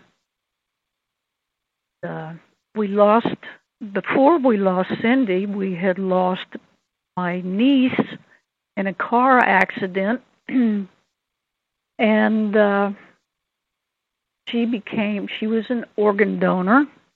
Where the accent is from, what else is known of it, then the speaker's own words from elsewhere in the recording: Lexington, Kentucky, United States; We're all from Lexington, Kentucky, although I have one brother that's a Buckeye